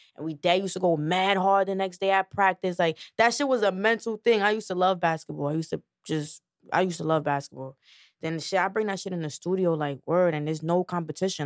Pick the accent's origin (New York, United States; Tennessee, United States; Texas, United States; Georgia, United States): New York, United States; New York City; I'm from the Bronx